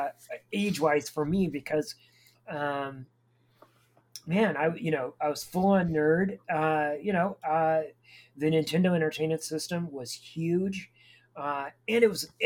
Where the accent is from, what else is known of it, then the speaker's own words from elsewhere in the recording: United States; as an American